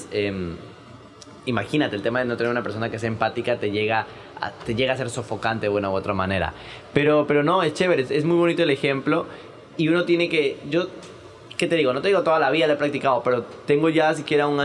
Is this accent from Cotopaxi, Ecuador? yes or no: no; Quito, Pichincha, Ecuador; a mí me costó mucho cuando yo vine de Quito